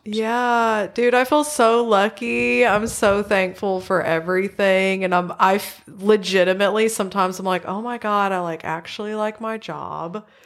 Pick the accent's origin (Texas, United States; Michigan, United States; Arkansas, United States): Arkansas, United States; central; I grew up in Arkansas. I've always lived in central Arkansas.